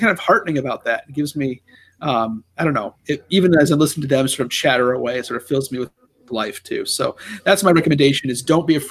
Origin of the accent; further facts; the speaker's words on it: Ohio, United States; accent: Ohio; my Ohio accent.